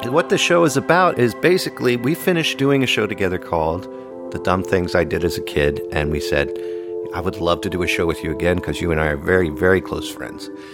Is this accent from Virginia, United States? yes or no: yes; Arlington, Virginia, United States; now in New England, United States; I grew up in Arlington, Virginia